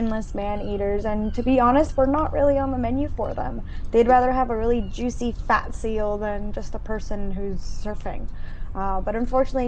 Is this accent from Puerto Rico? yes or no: yes; San Juan, Puerto Rico; I was born in San Juan, Puerto Rico, which is an island in the Caribbean, and the ocean's kind of just always been a part of me